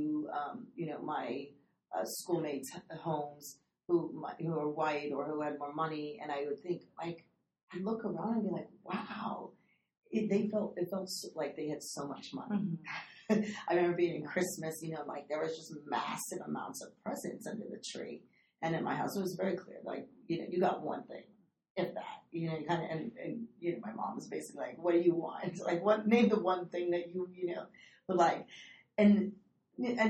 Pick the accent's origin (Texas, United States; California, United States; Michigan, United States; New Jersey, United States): California, United States; Napa Valley, Northern; I grew up in Northern California, third generation Mexican American